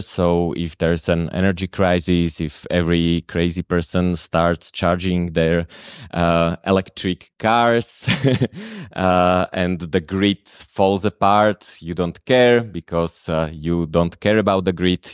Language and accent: English; Slovakia; accent: Slovak; first language Slovak; English is a second language; Slovak, which is my native language. I think you have noticed the accent